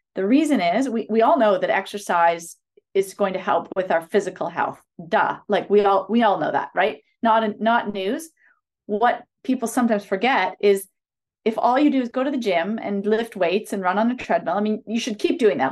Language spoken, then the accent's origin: English; a city about four hours north of Toronto, Ontario, Canada; moved away as an adult; now in Toronto, Canada; grew up in a city s, about four hours north of Toronto